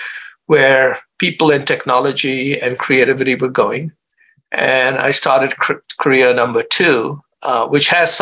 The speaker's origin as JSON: {"language": "English", "country": "India", "tie": "born or raised there", "also_born_or_lived": "Chicago, United States", "moved": "as an adult", "said": "I grew up in India"}